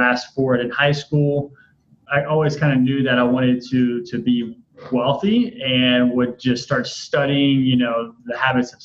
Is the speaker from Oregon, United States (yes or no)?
no; Baton Rouge, Louisiana, United States; now in Tampa, United States; another person from Baton Rouge